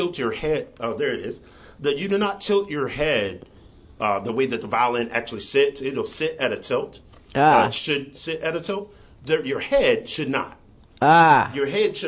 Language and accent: English; Dallas, Texas, United States; I came from South Dallas